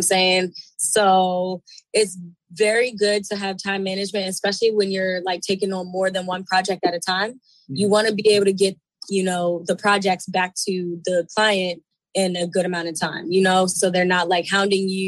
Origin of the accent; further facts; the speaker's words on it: Baltimore, Maryland, United States; I'm from Baltimore, Maryland. Not really from the city. I'm more like a country girl. But I moved out into the city when I was about, I want to say like 15, 16